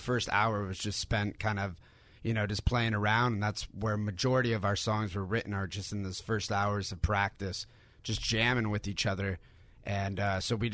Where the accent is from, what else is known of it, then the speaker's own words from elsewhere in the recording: Southern California, United States; growing up in Southern California